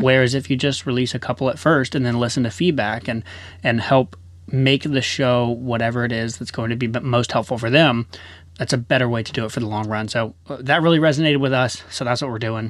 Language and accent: English; Chattanooga, Tennessee, United States; moved away; We're originally from Chattanooga, Tennessee.